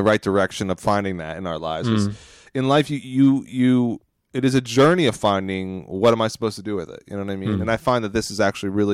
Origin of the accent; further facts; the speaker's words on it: Phoenixville, Pennsylvania, United States; Pennsylvania. It's my hometown.